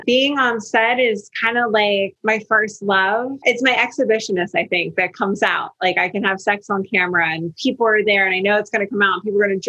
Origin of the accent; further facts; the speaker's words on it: New Jersey, United States; moved away; born and raised in New Jersey. I think I lived in Jersey about 24 to 25 years.